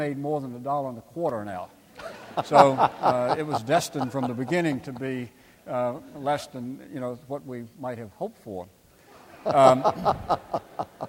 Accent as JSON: {"language": "English", "town": "Crozet", "region": "Virginia", "country": "United States", "tie": "born or raised there", "said": "Morton Frozen Foods in my hometown of Crozet"}